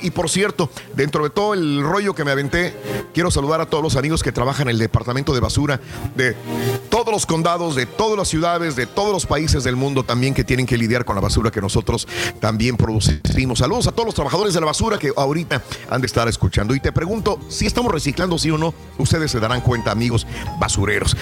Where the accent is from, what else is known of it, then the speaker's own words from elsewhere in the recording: Mexico; now in United States; nosotros como mexicanos, eh, que la mayor parte de aquí somos mexicanos